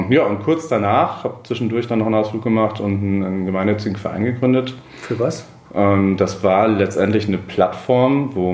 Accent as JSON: {"language": "German", "town": "Cologne", "region": "North Rhine-Westphalia", "country": "Germany", "also_born_or_lived": "Sankt Augustin / Frankfurt / Munich", "moved": "yes", "said": "ich bin eigentlich Kölner."}